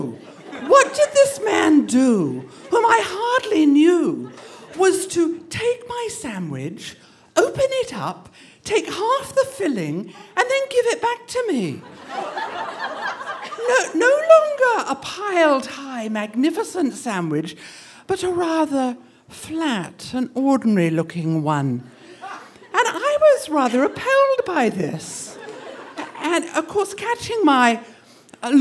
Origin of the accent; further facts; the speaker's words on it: England, United Kingdom; moved away as an adult; also born or lived in Boston; now in United States; When I grew up in England